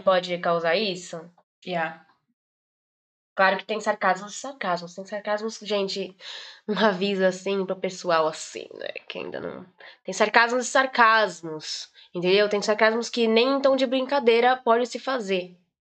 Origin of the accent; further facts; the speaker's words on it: Brazil; now in Portugal; Eu sou brasileira